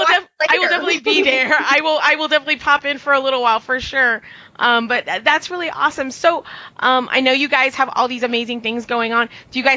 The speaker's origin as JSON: {"language": "English", "region": "Texas", "country": "United States", "said": "I'm from Texas"}